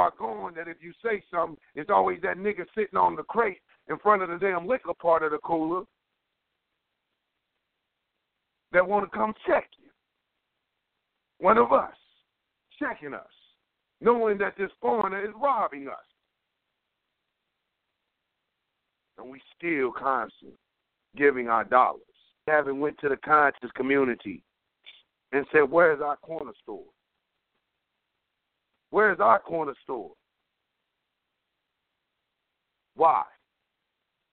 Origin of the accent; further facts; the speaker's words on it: Cleveland, Ohio, United States; moved away; I came from Cleveland.